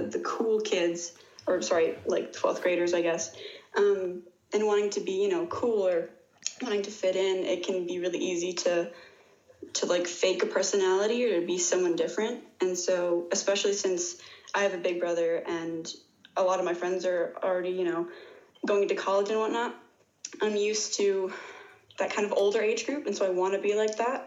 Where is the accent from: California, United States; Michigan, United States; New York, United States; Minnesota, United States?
Michigan, United States; West Bloomfield; I'm from Michigan